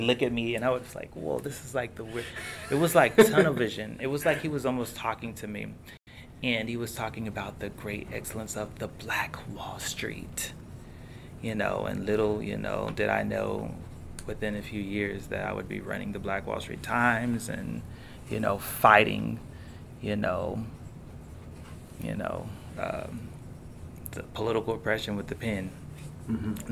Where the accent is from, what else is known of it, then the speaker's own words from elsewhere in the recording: Tulsa, Oklahoma, United States; moved away; in my hometown. And I remember growing up, my grandfather